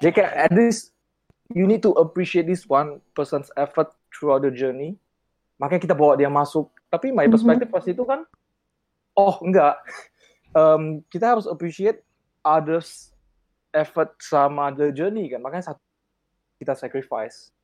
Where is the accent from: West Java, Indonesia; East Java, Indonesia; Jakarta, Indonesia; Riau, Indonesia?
Riau, Indonesia; Pekanbaru; moved away; aku dari Pekanbaru